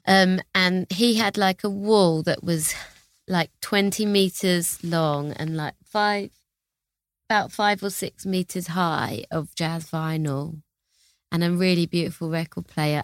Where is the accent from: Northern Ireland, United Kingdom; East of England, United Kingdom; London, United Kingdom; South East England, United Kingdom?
London, United Kingdom; I'm from Hackney in London